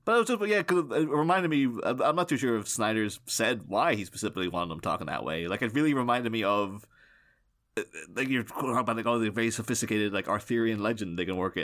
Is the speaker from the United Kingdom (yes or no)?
yes; Northern Ireland, United Kingdom; I'm, um, I'm Irish. I don't always say Irish, but some people say specifically Northern Irish